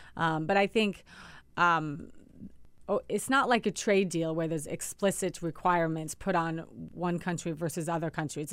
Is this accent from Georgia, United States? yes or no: no; Washington, United States; Washington State, my home state